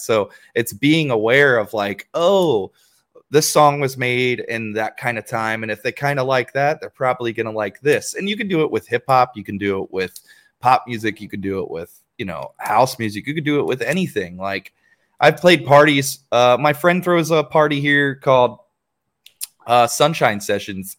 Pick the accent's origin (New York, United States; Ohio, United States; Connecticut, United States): Ohio, United States; I'm from Ohio